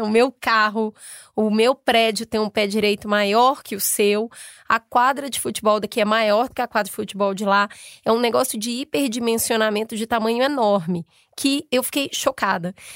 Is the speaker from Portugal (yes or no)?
no; Belo Horizonte, Minas Gerais, Brazil; Eu sou de Belo Horizonte